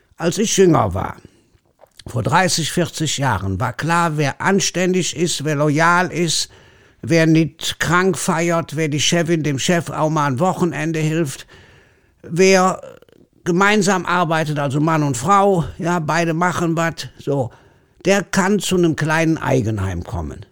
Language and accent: German; Leverkusen, North Rhine-Westphalia, Germany; accent: Kölsch; wo ich groß geworden bin, ist neben Bayer Leverkusen